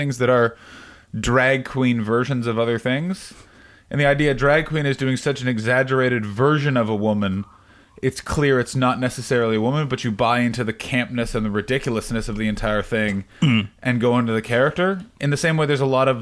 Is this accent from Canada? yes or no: yes; Ottawa, Ontario, Canada; moved away; also born or lived in Montreal / Toronto; I grew up in Ottawa, in an area that loves a suburb, but I didn't grow up in a suburb.